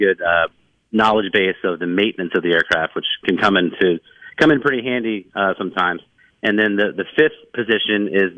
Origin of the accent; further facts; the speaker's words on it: Virginia, United States; I used to drive my mom crazy when I was a kid growing up in Virginia.